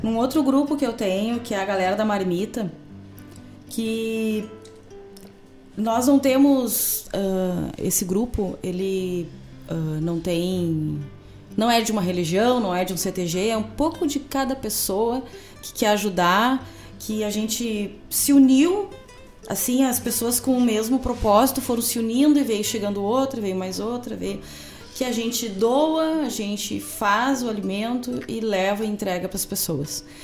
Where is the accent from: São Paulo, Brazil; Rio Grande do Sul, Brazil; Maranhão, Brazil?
Rio Grande do Sul, Brazil; Cachoeira do Sul; moved away; minha terra